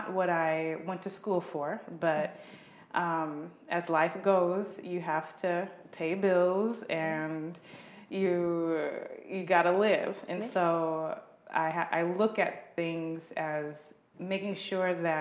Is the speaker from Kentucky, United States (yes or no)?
no; Carbondale, Illinois, United States; also born or lived in Alton, Illinois / Chicago, Illinois; grew up in a small town in southern Illinois called Carbondale, Illinois